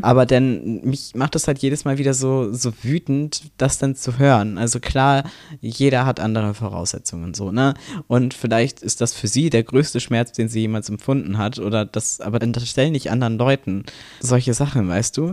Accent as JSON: {"language": "German", "region": "Brandenburg", "country": "Germany", "said": "ich komme aus Brandenburg"}